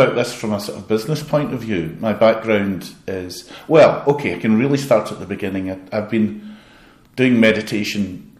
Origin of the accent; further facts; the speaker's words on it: Glasgow, Scotland, United Kingdom; I love Glasgow. I'm from Glasgow.